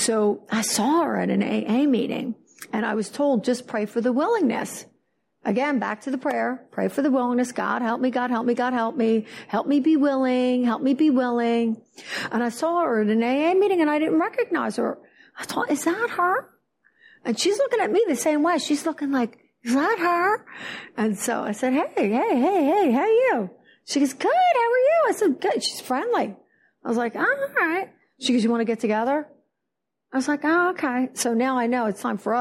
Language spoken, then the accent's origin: English; Philadelphia, New Jersey, United States; now in Fort Lauderdale, United States; I am from New Jersey, Philadelphia.